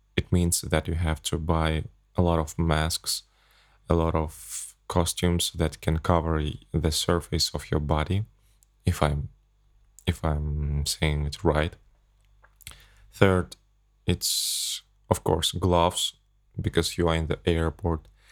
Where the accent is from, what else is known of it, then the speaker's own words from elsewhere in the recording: Kazakhstan; English is a second language; I flew back to my home country, from Abu Dhabi to Astana.